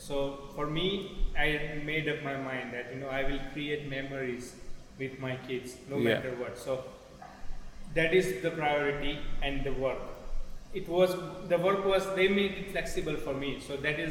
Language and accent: English; India; moved away as an adult; now in England; growing up in India